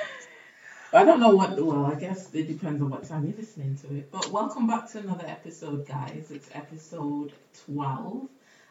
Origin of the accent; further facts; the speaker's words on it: Barbados; now in United Kingdom; I'm from Barbados